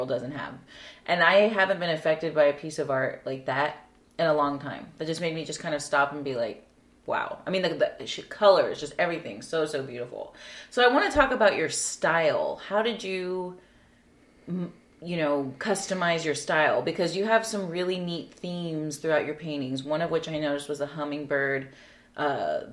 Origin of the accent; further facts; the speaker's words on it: South Texas, United States; Growing up in South Texas